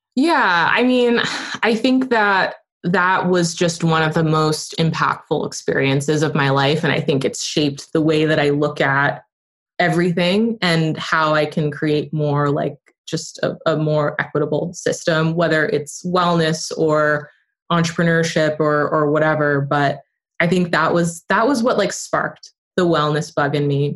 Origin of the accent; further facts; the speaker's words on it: upstate New York, United States; I grew up in upstate New York